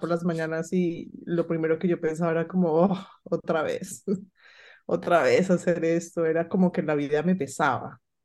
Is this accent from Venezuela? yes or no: no; Colombia; moved away; yo recuerdo haber viajado a Colombia porque yo soy colombiana, pero no estaba viviendo en Colombia